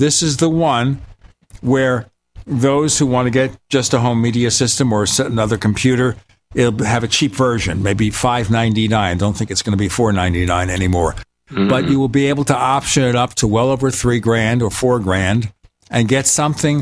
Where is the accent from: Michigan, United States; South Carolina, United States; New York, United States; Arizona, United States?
New York, United States; New York City; moved away; my hometown, Brooklyn, New York